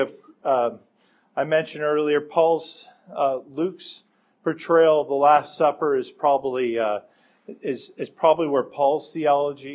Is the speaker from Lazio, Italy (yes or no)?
yes; Rome, Lazio, Italy; when I was growing up in Rome as an unbeliever